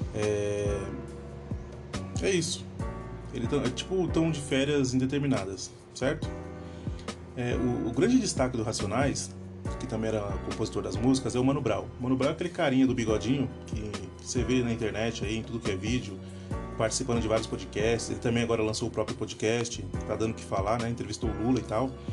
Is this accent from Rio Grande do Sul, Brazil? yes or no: no; São Paulo, Brazil; born or raised there